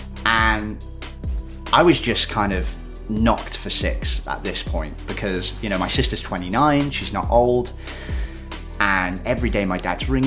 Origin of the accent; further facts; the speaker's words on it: Shrewsbury, West Midlands, United Kingdom; I'm from Shrewsbury, which is a small town in the UK.